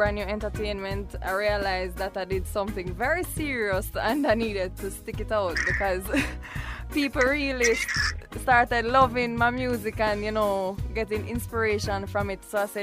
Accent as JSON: {"language": "English", "country": "Jamaica", "tie": "born or raised there", "moved": "as an adult", "lives_now": "Washington, D.C., United States", "said": "I'm a Jamaican by birth."}